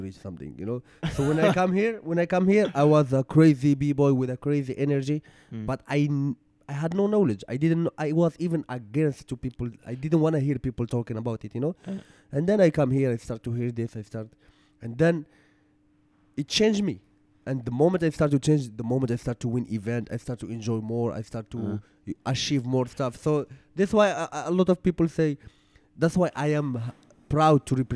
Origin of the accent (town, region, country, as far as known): Morocco